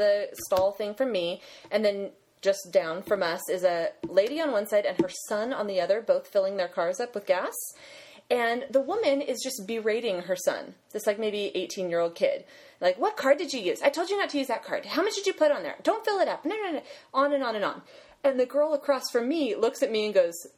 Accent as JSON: {"language": "English", "area": "Redding", "region": "California", "country": "United States", "tie": "born or raised there", "said": "I was born in Reading"}